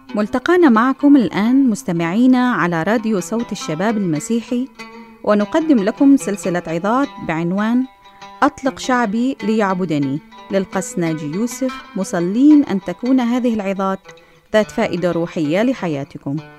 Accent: Egypt

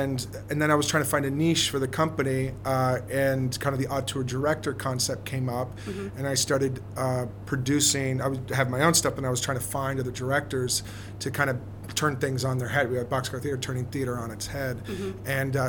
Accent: Texas, United States; moved away; I grew up in Texas

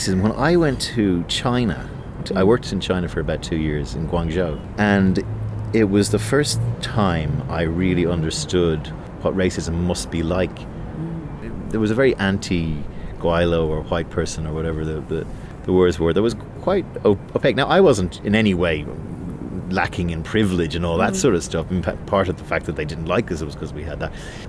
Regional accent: Ireland; being Irish

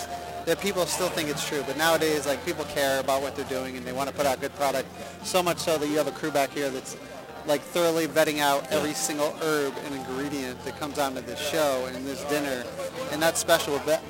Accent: Danbury, Connecticut, United States; Danbury, Connecticut.

